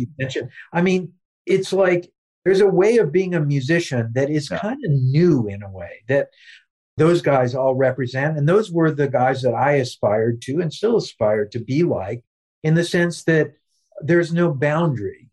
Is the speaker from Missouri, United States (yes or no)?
yes; Lee's Summit, Missouri, United States; my life growing up in Lee Summit, Missouri